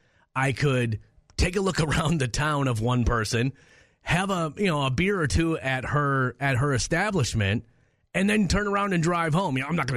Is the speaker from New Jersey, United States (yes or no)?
no; Minneapolis, Minnesota, United States; we were growing up in Minneapolis